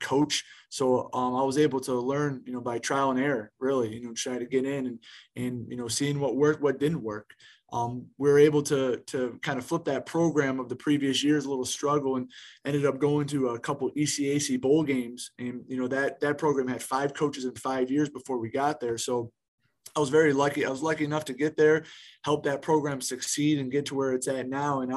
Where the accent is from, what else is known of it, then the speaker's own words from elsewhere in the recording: Cleveland, Ohio, United States; moved away as an adult; also born or lived in Albany, New York / Troy, New York; I grew up in Northeast Ohio, grew up in Cleveland, played my high school football in Cleveland, first 18 years of my life living up there in Northeast Ohio